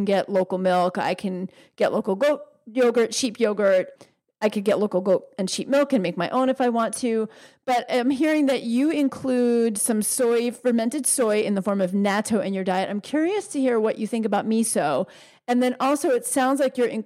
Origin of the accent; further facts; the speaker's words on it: New York, United States; I grew up in New York